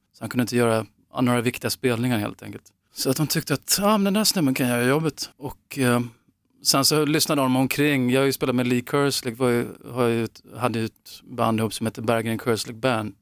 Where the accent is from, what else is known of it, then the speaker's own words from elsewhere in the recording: Upplands Väsby, Stockholm County, Sweden; jag växte upp i Väsby, Upplands Väsby utanför Stockholm